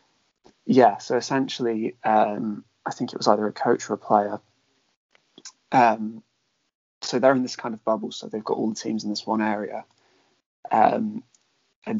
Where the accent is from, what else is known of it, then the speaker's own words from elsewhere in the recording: Devon, South West England, United Kingdom; growing up in Devon, it is a very majority white area